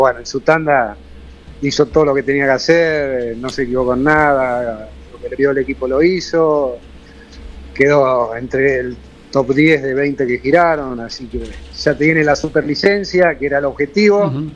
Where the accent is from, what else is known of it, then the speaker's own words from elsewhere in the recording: Argentina; como argentino